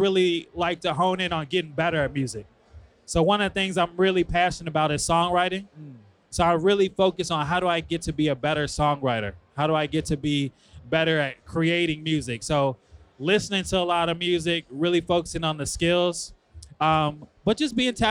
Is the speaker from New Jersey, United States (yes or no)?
no; Chicago, Illinois, United States; I'm from Chicago